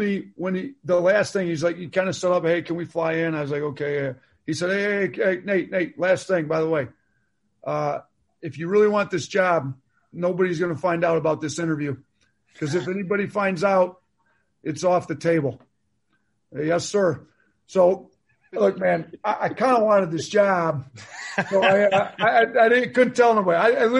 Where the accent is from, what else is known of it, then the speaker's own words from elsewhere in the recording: Wisconsin, United States; I mean, it's not at a place like, you know, I grew up in Wisconsin, like Marquette.